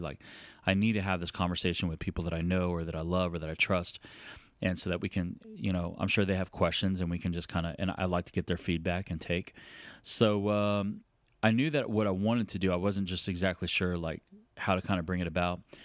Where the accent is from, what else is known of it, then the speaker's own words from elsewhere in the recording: San Antonio, Texas, United States; was born and raised in San Antonio